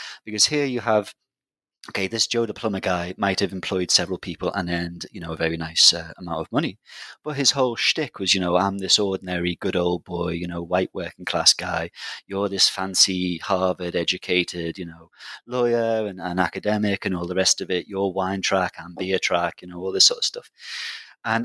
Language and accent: English; Liverpool, North West England, United Kingdom; I'm from Liverpool, which is a big city in the UK, a big sort of, classic post-industrial city